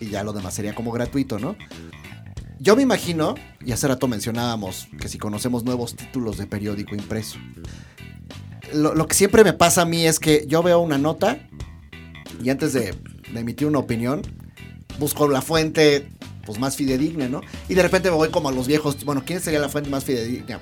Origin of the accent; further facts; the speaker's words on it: Mexico; soy diseñador gráfico mexicano